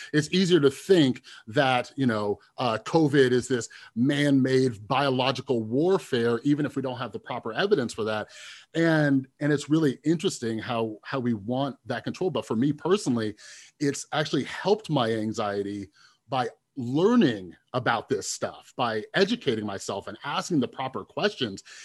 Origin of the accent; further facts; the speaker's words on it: Las Vegas, Nevada, United States; I'm from Las Vegas